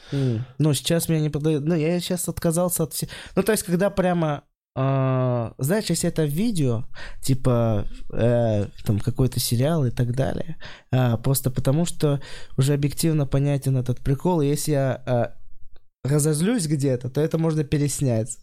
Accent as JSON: {"language": "Russian", "town": "Kosterevo", "region": "Vladimir Oblast", "country": "Russia", "moved": "yes", "said": "Вообще я из Костерева"}